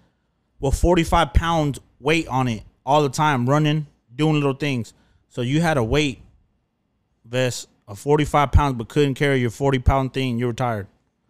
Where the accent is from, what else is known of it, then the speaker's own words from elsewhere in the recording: United States; I'm an American